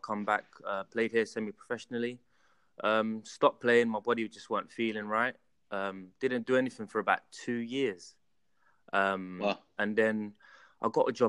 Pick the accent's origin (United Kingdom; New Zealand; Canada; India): United Kingdom; London; So I grew up in Tottenham